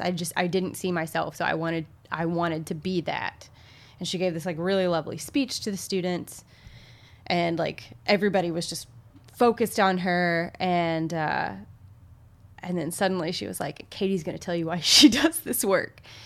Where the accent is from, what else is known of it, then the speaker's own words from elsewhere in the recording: Little Rock, Arkansas, United States; I come from the Deep South. I heard racial slurs often as a child. Our town is pretty segregated still. There is even, like, Central High, which, Central High and Little Rock